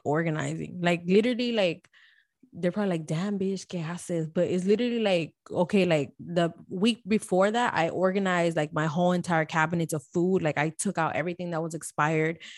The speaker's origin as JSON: {"language": "English", "town": "Miami", "region": "Florida", "country": "United States", "tie": "born or raised there", "moved": "yes", "lives_now": "Houston, United States", "said": "Born and raised in Miami Dade"}